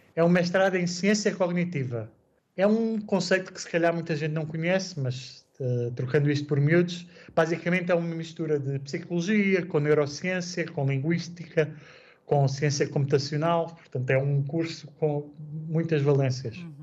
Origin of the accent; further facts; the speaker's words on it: Portugal; moved away as an adult; also born or lived in Ireland / Czech Republic; now in Gdynia, Poland; quando saí de Portugal pela primeira vez